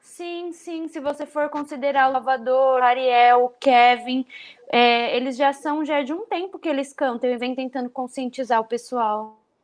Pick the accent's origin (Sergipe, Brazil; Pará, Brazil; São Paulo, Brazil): São Paulo, Brazil; sou do Capão Redondo